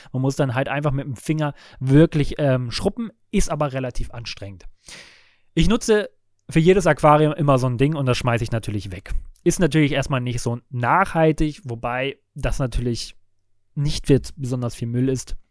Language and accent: German; Lübeck, Schleswig-Holstein, Germany; moved away as an adult; Ich bin gebürtiger Lübecker, bin dort zur Schule gegangen, aufgewachsen